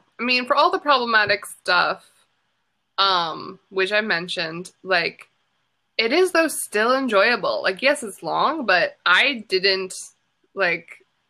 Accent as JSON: {"language": "English", "country": "United States", "said": "you do feel something as an American watching it"}